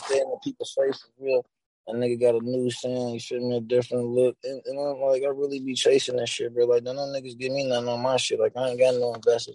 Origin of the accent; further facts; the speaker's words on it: Louisville, Kentucky, United States; I'm from Louisville, Kentucky, you feel me? Like, Clarksdale Projects, Eastside to be exact